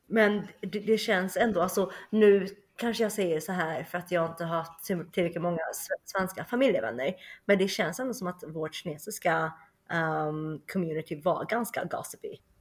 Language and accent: Swedish; Sweden; moved away as an adult; also born or lived in Shenyang, China / Germany / United States / China; flyttade till Sverige när jag var två Eh, och växte upp i Uppsala och sen Höganäs